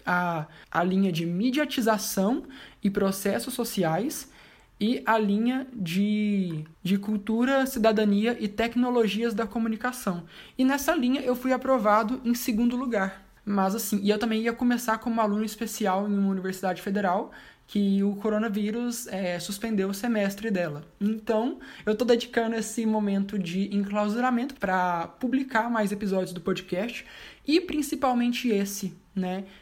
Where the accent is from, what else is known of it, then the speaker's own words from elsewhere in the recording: Anápolis, Goiás, Brazil; eu tenho 26 anos, eu sou de Anápolis, Goiás